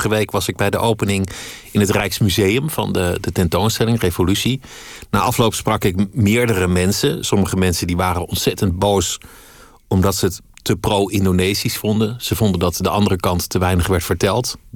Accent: Paris, Île-de-France, France; born there; Maar wat ik in de inleiding zei, geboren in Parijs, Fransman van geboorte.

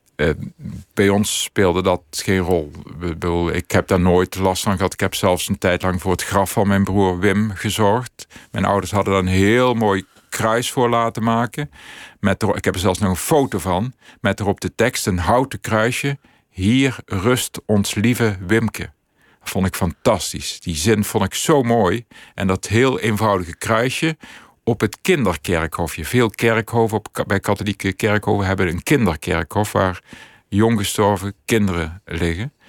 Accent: Netherlands; ik ben opgegroeid in Aalriksel.

